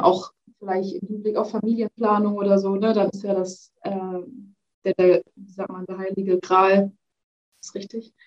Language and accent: German; Hamburg, Germany; lebe in Hamburg, bin auch ursprünglich Hamburgerin